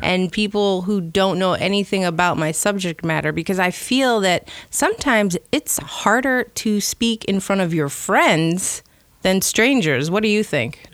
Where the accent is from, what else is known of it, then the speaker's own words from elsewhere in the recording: Chicago, Illinois, United States; moved away; I'm originally from Chicago